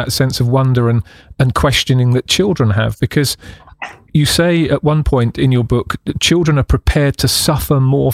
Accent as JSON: {"language": "English", "country": "United Kingdom", "said": "the UK, which is my home country"}